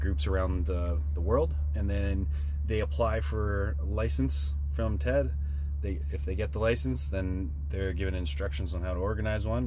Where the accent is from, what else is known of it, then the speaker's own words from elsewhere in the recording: Saskatoon, Saskatchewan, Canada; in Saskatoon, in my hometown